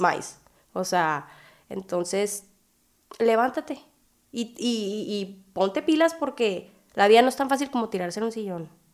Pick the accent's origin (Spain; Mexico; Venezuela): Mexico; Hermosillo, Sonora; soy de Hermosillo, Sonora